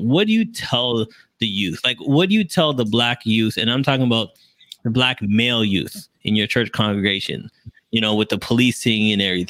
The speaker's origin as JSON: {"language": "English", "town": "Toronto", "region": "Ontario", "country": "Canada", "said": "we're from Toronto, Canada."}